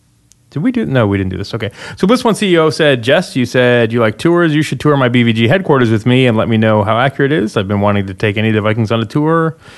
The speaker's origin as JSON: {"language": "English", "country": "Canada", "said": "as a Canadian"}